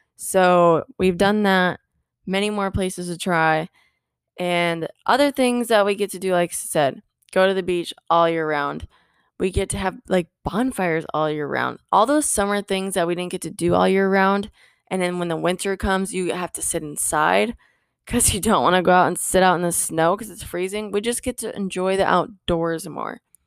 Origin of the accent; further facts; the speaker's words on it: Midwest, United States; moved away as an adult; also born or lived in Iowa / Minnesota; now in Florida, United States; I was from the Midwest, right? Iowa, Minnesota. I now live in Florida.